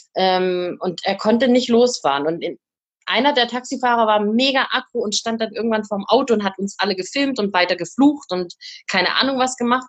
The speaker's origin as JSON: {"language": "German", "country": "Germany", "said": "wo ich herkomme und dann äh, Deutschland gesagt"}